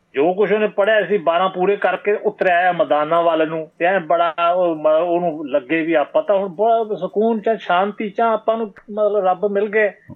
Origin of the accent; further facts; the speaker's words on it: Bathinda, Punjab, India; accent: Bathinda (Malwai) dialect; ਮੇਰੀ ਬੋਲੀ ਹੈ ਮੇਰੇ ਇਲਾਕੇ ਦੇ ਬਠਿੰਡੇ ਦੇ